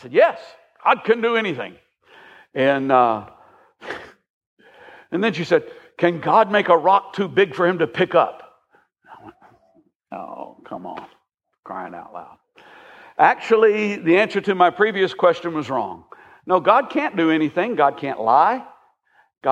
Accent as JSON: {"language": "English", "country": "United States", "said": "As an American"}